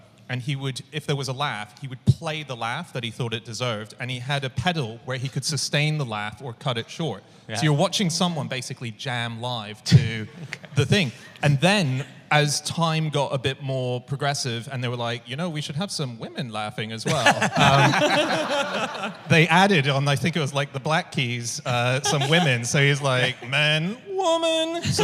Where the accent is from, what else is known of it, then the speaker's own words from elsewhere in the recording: Hong Kong; moved away; I grew up in Hong Kong